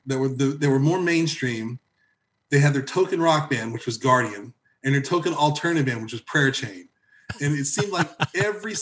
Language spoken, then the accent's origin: English; Evansville, Indiana, United States; moved away as an adult; also born or lived in Southern California / Nashville, Tennessee; now in Tennessee, United States; I grew up in Southern Indiana, Southwestern Indiana, okay, specifically the Evansville area, Indiana area